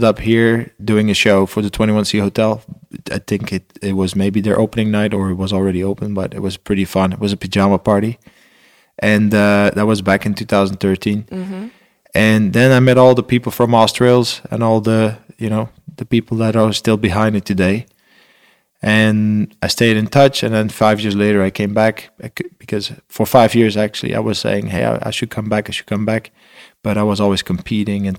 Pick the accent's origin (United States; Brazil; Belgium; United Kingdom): Belgium; I'm from Belgium